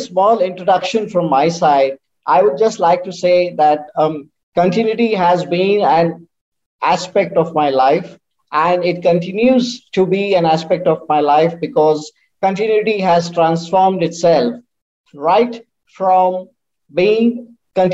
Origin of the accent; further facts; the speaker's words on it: India; from India